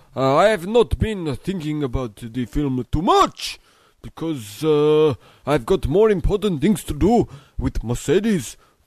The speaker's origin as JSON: {"language": "English", "country": "Austria", "second_language": "English", "said": "Yes, do you know where I am from? I am from Austria."}